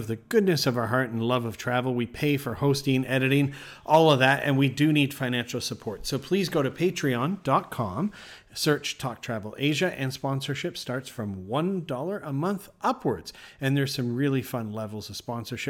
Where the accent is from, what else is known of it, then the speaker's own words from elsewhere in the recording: Ottawa, Ontario, Canada; moved away; I was born in Ottawa